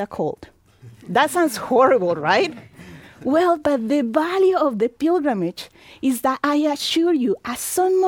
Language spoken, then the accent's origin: English; Colombia; moved away as an adult; also born or lived in Mexico / Virginia / Florida / Tennessee; now in Indiana, United States; I live in Colombia for 20 years, where my family is from, and the last 24 years here in the United States